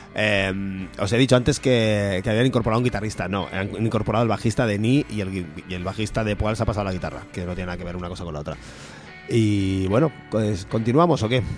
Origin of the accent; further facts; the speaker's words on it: Aragon, Spain; como persona de, realmente aragonesa